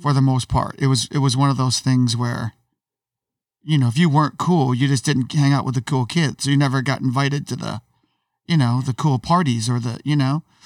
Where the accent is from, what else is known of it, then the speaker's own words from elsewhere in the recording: Syracuse, New York, United States; I grew up in Syracuse, which is an upside town in New York